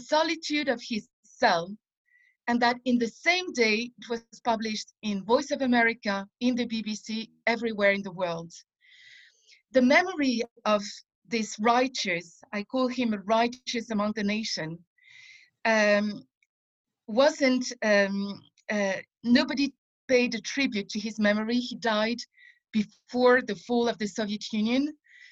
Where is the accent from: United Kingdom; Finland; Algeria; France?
France; moved away as an adult; now in Israel; as a kid and as a teenager growing up in France